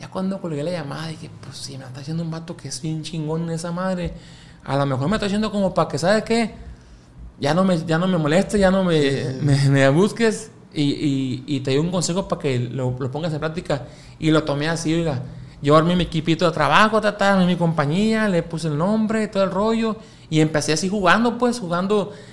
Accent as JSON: {"language": "Spanish", "town": "Mazatlán", "region": "Sinaloa", "country": "Mexico", "also_born_or_lived": "Chihuahua", "said": "Yo soy de aquí de Mazatlán, Sinaloa, pero mi carrera inició en Chihuahua, Chihuahua capital."}